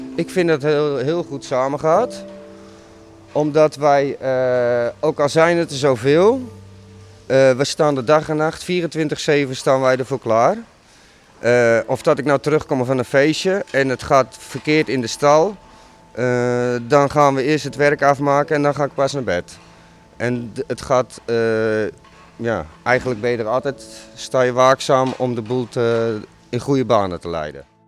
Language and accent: Dutch; Werkhoven, Utrecht, Netherlands; Ik ben geboren in Werkhoven